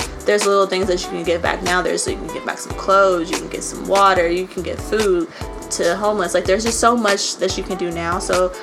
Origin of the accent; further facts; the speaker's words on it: Nashville, Tennessee, United States; Nashville is my home. I've been here all my life, born and raised in East Nashville.